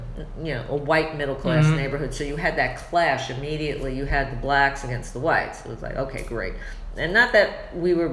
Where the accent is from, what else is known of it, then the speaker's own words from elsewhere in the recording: New York City, New York, United States; moved away as an adult; also born or lived in Soho; now in New Jersey, United States; I grew up on Ocean Parkway. Few blocks from the park, Prospect Park